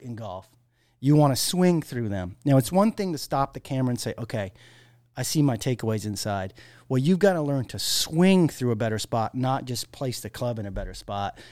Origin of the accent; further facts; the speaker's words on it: Maine, United States; growing up in Maine, you know, we had long winters